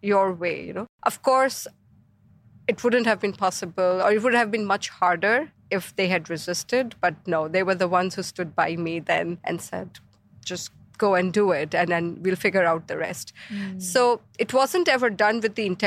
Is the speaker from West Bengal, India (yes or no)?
yes; Kolkata, West Bengal, India; moved away as an adult; also born or lived in Dubai; I grew up in Kolkata. It was my hometown.